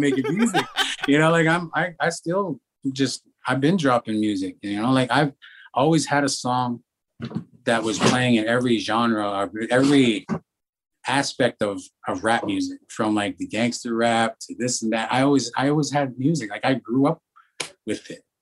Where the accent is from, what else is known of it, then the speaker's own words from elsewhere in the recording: Alberta, Canada; we're from Hobie, Alberta